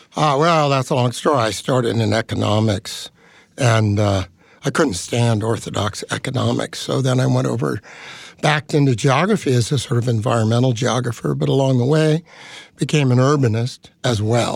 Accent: Bay Area, California, United States; I grew up in the Bay Area

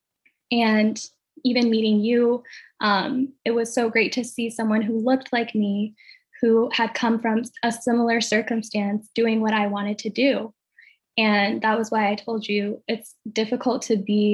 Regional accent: Ethiopia; now in United States; growing up in Ethiopia

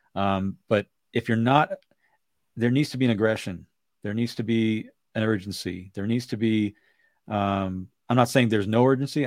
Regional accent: Bay Area, California, United States; growing up in the Bay Area

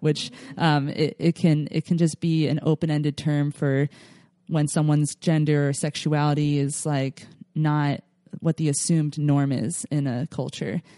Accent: Philadelphia, Pennsylvania, United States; now in California, United States; I grew up in Philadelphia, home of the cheesesteaks

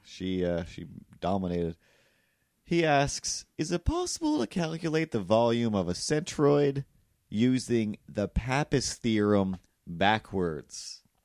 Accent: Cape Breton, Nova Scotia, Canada; I'm from Cape Breton

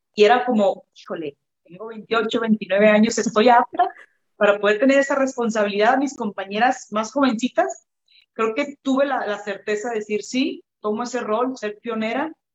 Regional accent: Mexico; moved away as an adult; also born or lived in Kazakhstan / Canada

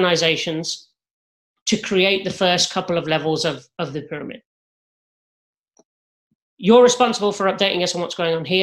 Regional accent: England, United Kingdom; now in United States; As an Englishman

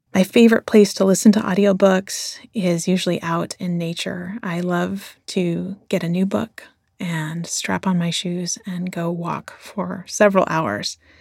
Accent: Flint, Michigan, United States; since I was a little kid growing up in Flint, Michigan

